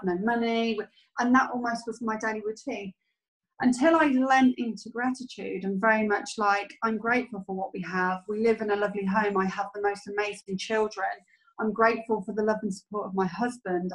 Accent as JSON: {"language": "English", "country": "United Kingdom", "said": "being British"}